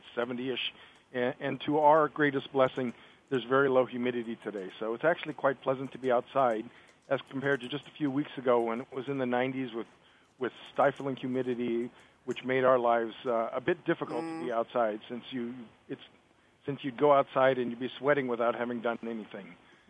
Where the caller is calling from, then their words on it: Framingham, Massachusetts, United States; So it's a beautiful day here in Framingham, Massachusetts, just outside of Boston.